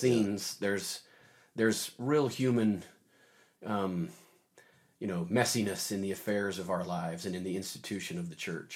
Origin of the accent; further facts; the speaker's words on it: Davis County, Utah, United States; now in Logan, United States; I lived, I grew up down in Davis County, had a very traditional Mormon upbringing